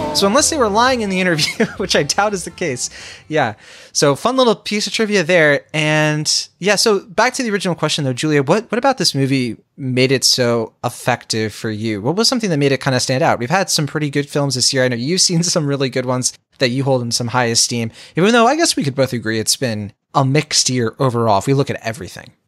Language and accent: English; rural Virginia, United States; now in California, United States; So I grew up in Virginia, rural Virginia, right? So not D C. I grew up in, like, the clo-, close to the line where you get to North Carolina